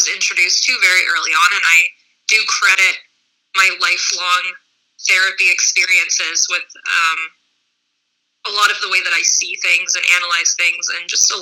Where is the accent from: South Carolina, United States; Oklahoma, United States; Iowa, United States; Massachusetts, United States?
Massachusetts, United States; Boston; I grew up in Boston, so in a metropolitan area